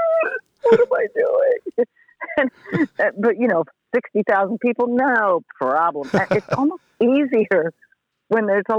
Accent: Montreal, Quebec, Canada; I was growing up in Montreal

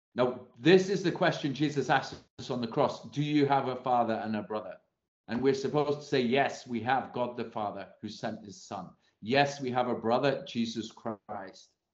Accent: England, United Kingdom; as an Englishman

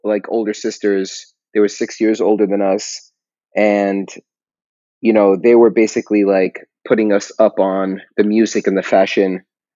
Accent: New York City, New York, United States; first language Hebrew; English is a second language; I grew up in Jamaica, Queens

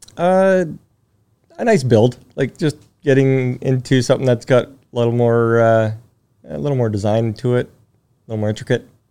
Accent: Timmins, Ontario, Canada; We grew up in Northern Ontario, Timmins.

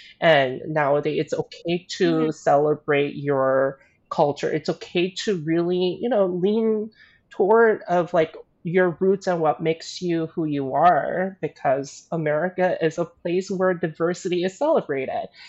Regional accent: the South, United States; growing up in the South. So I didn't necessarily have a lot of like Asian friends or didn't grow up with a lot of Asian community slash culture.

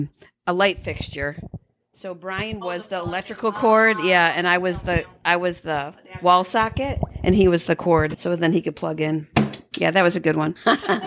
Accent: Wyoming, United States; I grew up in Wyoming.

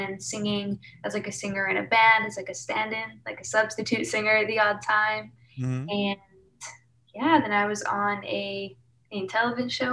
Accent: Winnipeg, Manitoba, Canada; moved away as an adult; now in Toronto, Canada; I'm born and raised Manitoba, so Winnipeg, right in the center of Canada

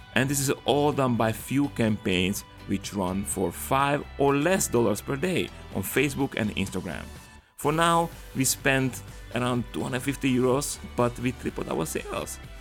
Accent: Slovakia; Slovakia, my home country

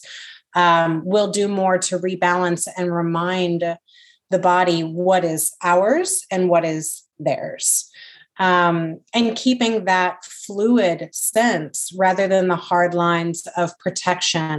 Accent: the South, United States; growing up in the Christian South, with a very conservative

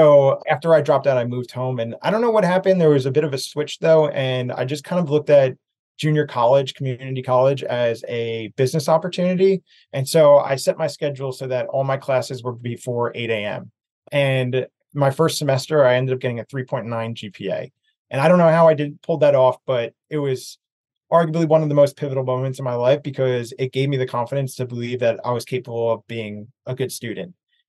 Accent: East Coast, United States; So kind of leading back to growing up on the East Coast

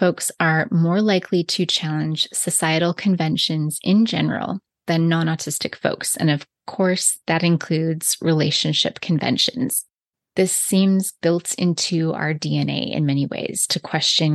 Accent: the Bible Belt, United States; also born or lived in British Columbia, Canada; now in Okanagan, British Columbia, Canada; As a little Christian girl growing up in the Bible Belt and then moving to Canada

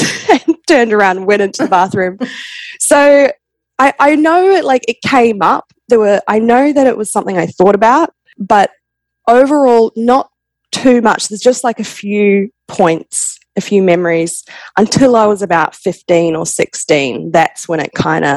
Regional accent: New Zealand; moved away as an adult; also born or lived in Perth, Australia; now in Australia; I was born in Perth, Australia, but I grew up in New Zealand.

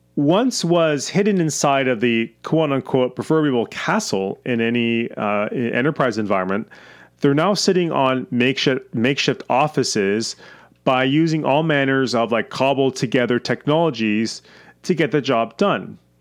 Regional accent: Canada; I'm Canadian

